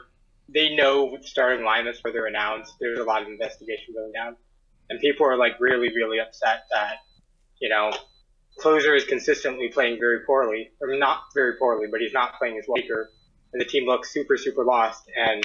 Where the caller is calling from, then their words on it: Baltimore, Maryland, United States; Hi, I'm from Baltimore, Maryland.